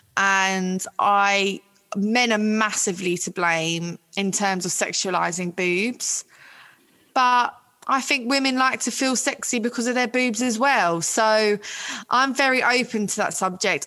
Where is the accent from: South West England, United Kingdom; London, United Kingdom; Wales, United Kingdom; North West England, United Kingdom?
London, United Kingdom; I'm from Ealing in West London.